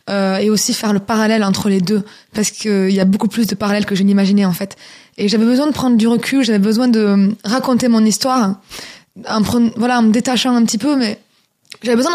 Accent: France; j'ai commencé à avoir des opportunités en tant que française qui parle chinois et qui chante chinois.

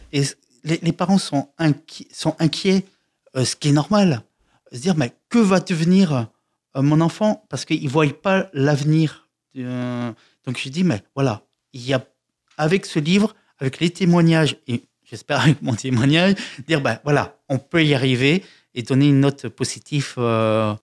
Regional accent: Lyon, Auvergne-Rhône-Alpes, France; je suis euh, de Lyon

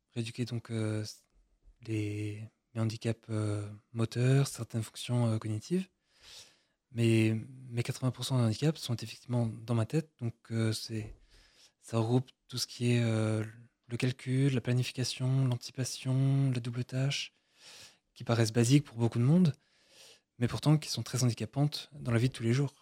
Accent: Brittany, France; now in Versailles, France; moi je suis breton

